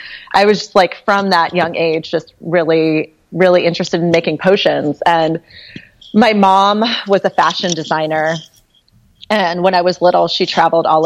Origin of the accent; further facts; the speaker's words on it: Cambridge, Massachusetts, United States; also born or lived in Berkeley; now in Hudson Valley, United States; I grew up in Cambridge, Massachusetts